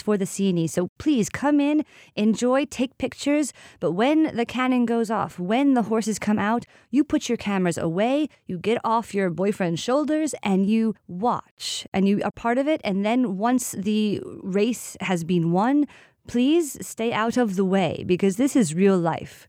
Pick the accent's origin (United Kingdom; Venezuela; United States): United States; now in Siena, Italy; I am American